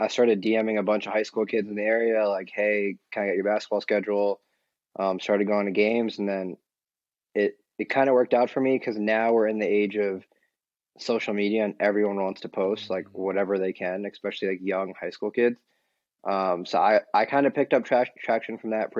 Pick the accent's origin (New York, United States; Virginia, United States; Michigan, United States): New York, United States; now in Dallas, United States; I'm from New York. I'm currently based out in Dallas, Texas, finished school over here